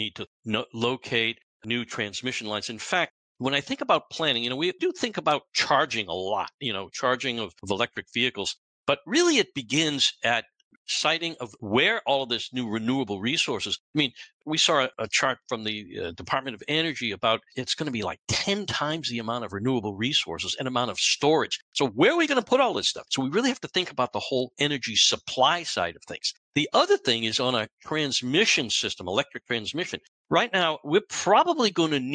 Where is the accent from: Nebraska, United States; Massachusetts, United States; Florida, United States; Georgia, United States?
Massachusetts, United States; Boston; I come from Boston. I'm right now up the street from Boston, more or less